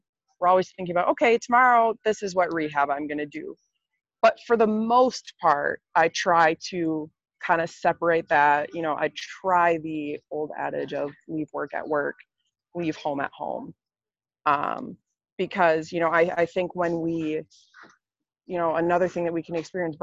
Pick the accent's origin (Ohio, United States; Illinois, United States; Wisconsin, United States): Wisconsin, United States; moved away as an adult; now in Kentucky, United States; And now I'm in Kentucky, 9 hours away from Wisconsin, where I'm from.